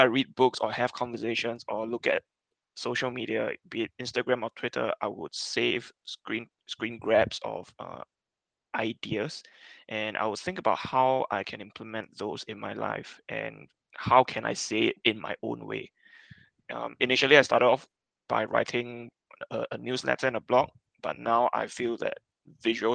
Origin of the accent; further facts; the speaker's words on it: Singapore; I'm from Singapore